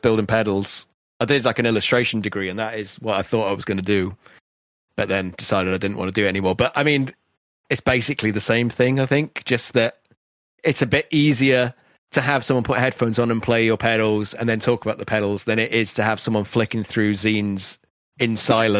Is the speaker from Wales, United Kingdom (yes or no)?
yes; Wales, United Kingdom; I'm Welsh